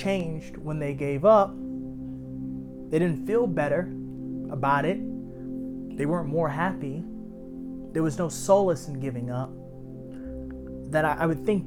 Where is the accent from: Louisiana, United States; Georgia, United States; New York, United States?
New York, United States; New York City; As a child growing up in Harlem